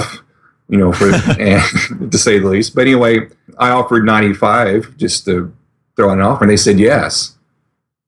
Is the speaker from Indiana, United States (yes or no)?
yes; Mitchell, Indiana, United States; now in Indianapolis, United States; I'm in Indianapolis, Indiana right now. I'm from Mitchell originally, which is a small farming community a couple hours south